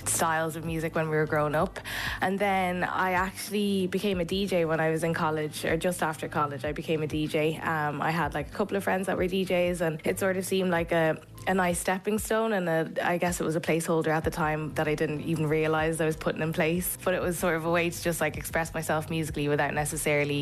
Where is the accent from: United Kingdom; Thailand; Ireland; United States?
Ireland; Kildare, Leinster; also born or lived in Zimbabwe / Dublin; I was brought up in Kildare